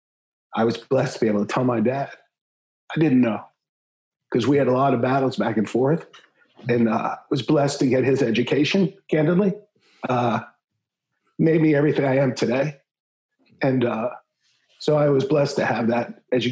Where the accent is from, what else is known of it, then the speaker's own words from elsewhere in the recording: Maryland, United States; now in Texas, United States; grew up in Maryland